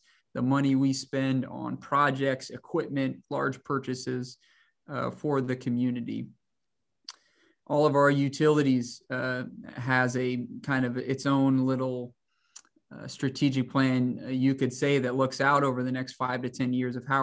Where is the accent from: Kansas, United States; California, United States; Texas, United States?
Kansas, United States; Hays; also born or lived in Manhattan, Kansas; I'm from Hayes, Kansas.